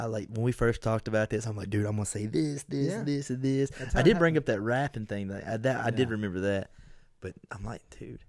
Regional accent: Kentucky, United States

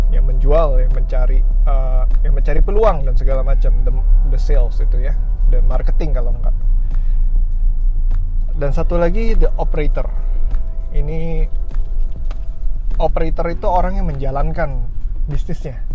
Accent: Tangerang, Banten, Indonesia; gue anak Tangerang well lahir lahir sih nggak di sini cuman dari kecil dan sampai sekarang tinggal di kota Tangerang

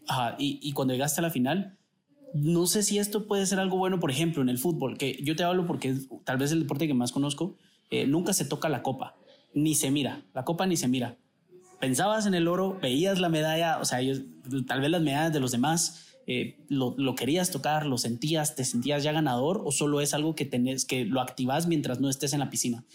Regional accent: Guatemala; nos sentimos guatemaltecos por donde venimos, por nuestra familia

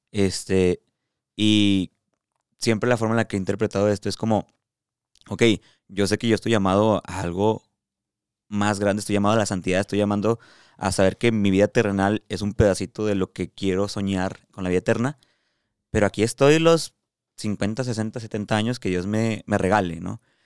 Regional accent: Mexico; aquí en México, en mi realidad, en mi país, en mi cultura

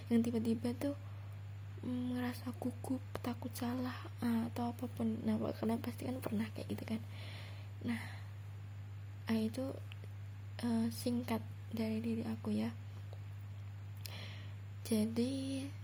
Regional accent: Central Java, Indonesia; nah terus aku tuh asal Jawa Tengah aku masih kuliah uh, semester 5

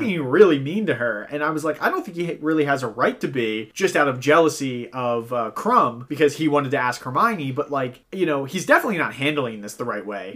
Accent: Ireland; as an Irishman

